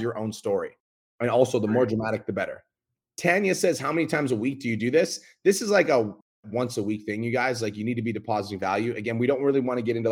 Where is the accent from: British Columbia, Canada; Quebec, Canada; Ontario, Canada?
British Columbia, Canada; Kelowna; I'm from Kelowna, British Columbia